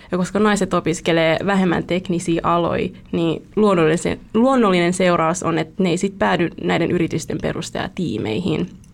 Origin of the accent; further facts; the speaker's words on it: Vietnam; now in Espoo, Finland; olen vietnamilainen